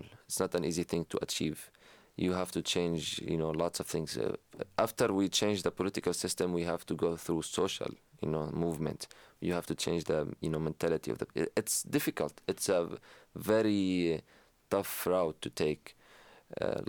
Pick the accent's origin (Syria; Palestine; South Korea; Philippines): Syria; now in United States; not only as an American, as a Syrian